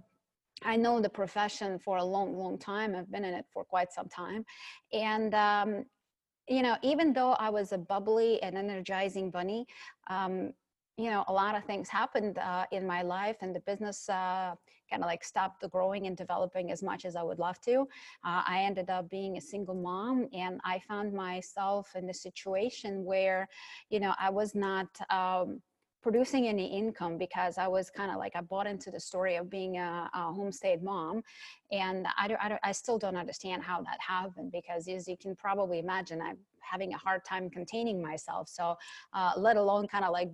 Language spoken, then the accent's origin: English; Ukraine; moved away; I was born in Ukraine, and at that time it was a Soviet Union, so a communist country